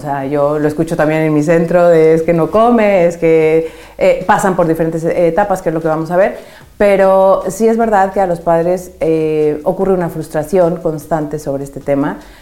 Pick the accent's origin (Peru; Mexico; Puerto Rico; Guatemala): Mexico; now in Madrid, Spain; yo soy mexicana